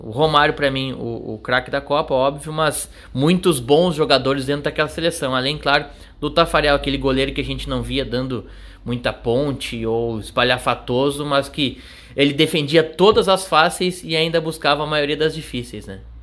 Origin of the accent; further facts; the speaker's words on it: Bagé, Rio Grande do Sul, Brazil; como eu nasci em Bagé